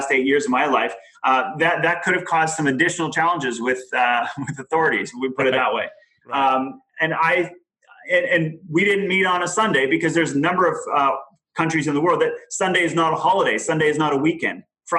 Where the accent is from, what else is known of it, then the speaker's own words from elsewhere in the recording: Germany; I grew up in Germany, but I went to church in France. So already, and as a Canadian, so you already have a couple countries there impacting.